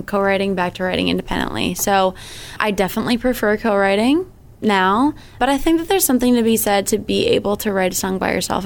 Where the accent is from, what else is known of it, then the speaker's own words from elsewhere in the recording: Sandwich, Massachusetts, United States; moved away as an adult; now in Nashville, United States; I have been living in Nashville for the past 5 years, but I grew up in Sandwich, so I'm from Cape Cod.